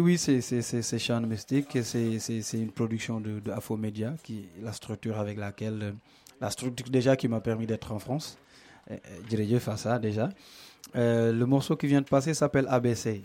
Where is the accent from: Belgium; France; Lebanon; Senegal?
Senegal; Dakar; je suis sénégalais, je viens de, je viens de Dakar